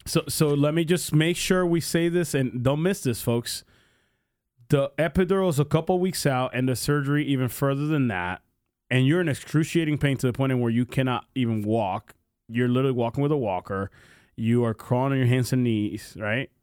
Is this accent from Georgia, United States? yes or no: no; Pennsylvania, United States; moved away; I grew up in Pennsylvania